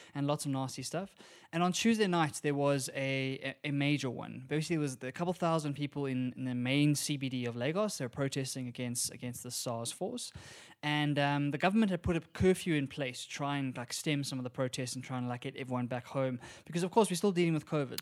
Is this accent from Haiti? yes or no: no; South Africa; we're from South Africa